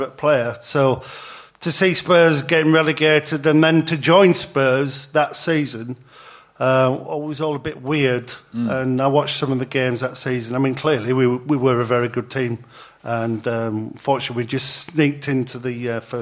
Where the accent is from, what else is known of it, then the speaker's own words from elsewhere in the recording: Huddersfield, Yorkshire and the Humber, United Kingdom; moved away as an adult; I grew up in Huddersfield, Yorkshire